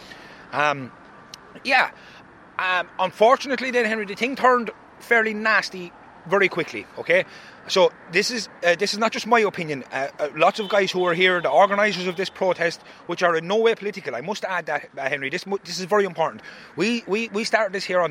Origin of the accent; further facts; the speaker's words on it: Roscrea, Munster, Ireland; I'm from Roscrea.